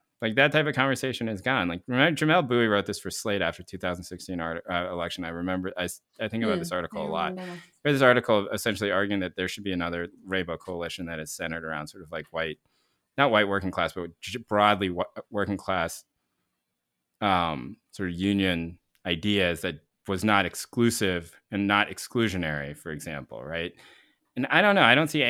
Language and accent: English; the South, United States; there are a ton of poor white kids that I grew up with in the South.